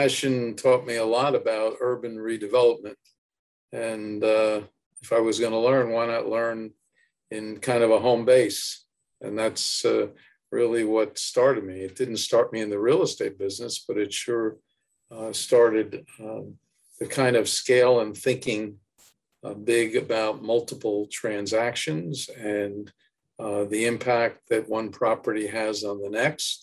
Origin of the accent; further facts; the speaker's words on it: Newark, New Jersey, United States; I was born in Newark, born at the Beth